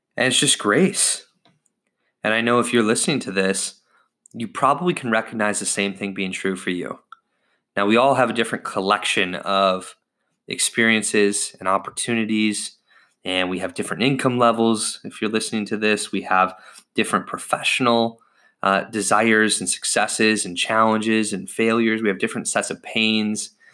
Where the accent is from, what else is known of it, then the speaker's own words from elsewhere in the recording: United States; I was born in the United States of America